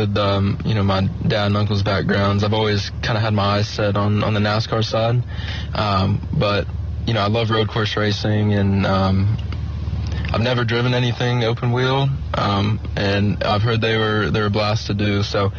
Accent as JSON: {"language": "English", "town": "Concord", "region": "North Carolina", "country": "United States", "tie": "born or raised there", "said": "So I'm from Concord, North Carolina, just outside of Charlotte"}